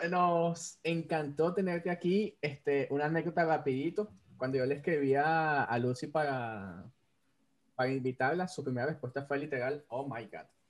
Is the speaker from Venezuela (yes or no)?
yes; Venezuela; soy el único venezolano que no come ayacas